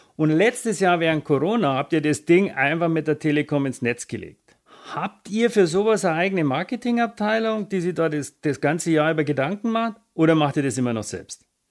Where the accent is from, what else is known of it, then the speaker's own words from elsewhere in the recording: Bavaria, Germany; komme ich aus Bayern.